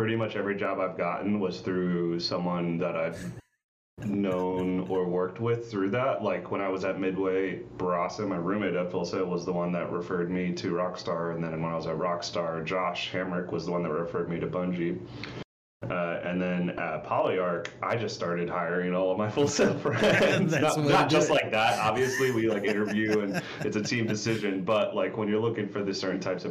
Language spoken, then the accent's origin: English; Crofton, Maryland, United States; moved away as an adult; also born or lived in Bowie, Maryland / Bethesda, Maryland; born in PG County, like Bowie, Maryland, but most of my life I was in Crofton, so Anne Arundel County